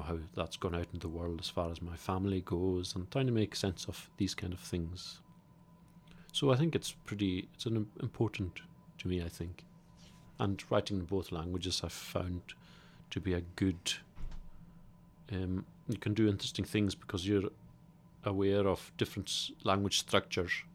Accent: Isle of Lewis, Scotland, United Kingdom; I come from the Isle of Lewis

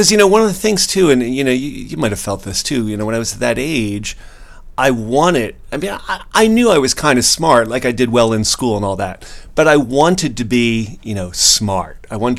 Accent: Parkwood, United States; called a fag growing up in Parkwood, and, you know, as a kid in the Northeast.

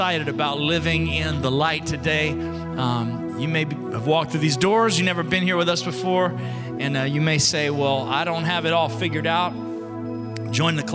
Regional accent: Alabama, United States; I'm from Alabama

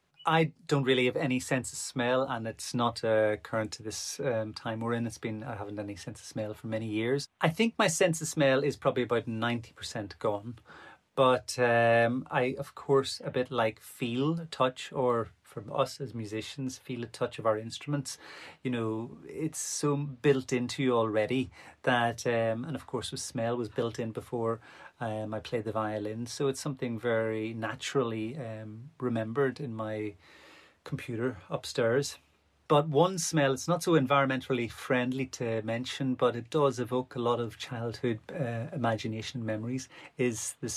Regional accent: Ireland; I'm an Irish violinist.

